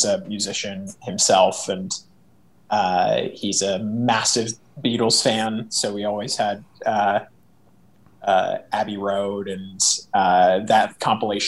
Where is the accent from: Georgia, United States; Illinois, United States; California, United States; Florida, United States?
California, United States; Los Angeles; also born or lived in Santa Barbara, California; I grew up here in Los Angeles, and also partly in Santa Barbara, which is like just north of here where my dad is from.